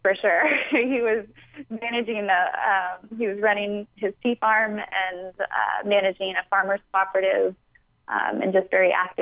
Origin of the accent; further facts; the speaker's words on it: Atlanta, Georgia, United States; Atlanta, which is my hometown